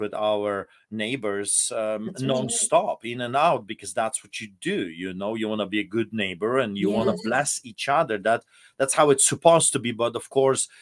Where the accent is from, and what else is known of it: Poland; now in Canada